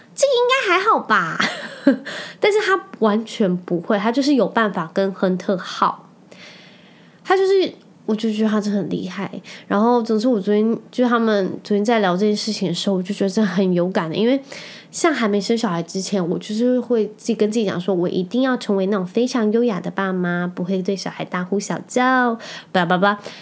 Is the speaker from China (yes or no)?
no; Penghu County, Taiwan; now in Kaohsiung, Taiwan; 我可以在澎湖这个地方长大